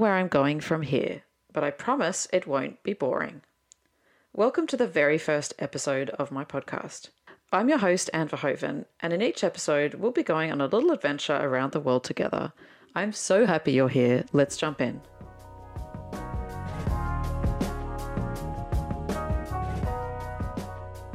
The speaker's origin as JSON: {"language": "English", "town": "Sydney", "region": "New South Wales", "country": "Australia", "accent": "Aussie", "moved": "as an adult", "lives_now": "Berlin, Germany", "said": "I'm Aussie, as you can obviously tell from my accent. I am originally from Sydney"}